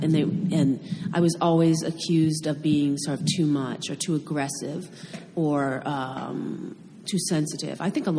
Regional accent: Washington, District of Columbia, United States; moved away; I grew up in Washington, D.C., so it's strange to be here.

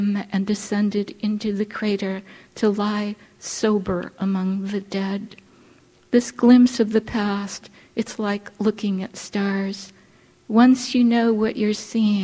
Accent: Honolulu, Hawaii, United States; moved away as an adult; I grew up on the slopes of Punchbowl, the National Memorial Cemetery of the Pacific

